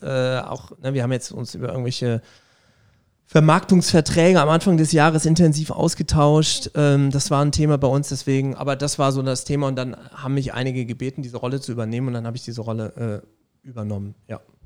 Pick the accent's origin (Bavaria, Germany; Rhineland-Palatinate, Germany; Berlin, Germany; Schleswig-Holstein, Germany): Rhineland-Palatinate, Germany; Vallendar; moved away as an adult; also born or lived in Saarbrücken / Trier / Bonn / Cologne; now in Saarland, Germany; Ich komme quasi aus Fallendar. Das ist bei Koblenz.